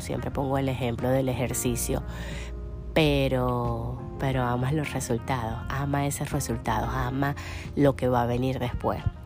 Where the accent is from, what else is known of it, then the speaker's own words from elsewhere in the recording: Venezuela; moved away as an adult; now in United States; Venezuela, que, que es mi país natal.